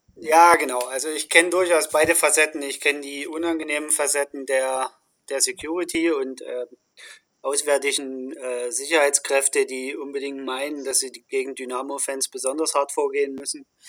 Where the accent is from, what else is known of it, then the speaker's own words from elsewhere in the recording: Dresden, Saxony, Germany; moved away; also born or lived in Stuttgart / Bremen; in meiner Heimatstadt Dresden